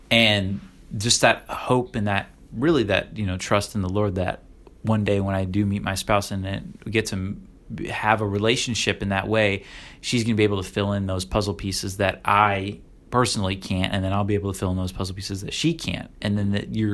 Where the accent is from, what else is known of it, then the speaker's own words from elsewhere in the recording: Illinois, United States; also born or lived in Florida / Oregon; now in Virginia, United States; I grew up in Florida, Illinois, Oregon, and now Virginia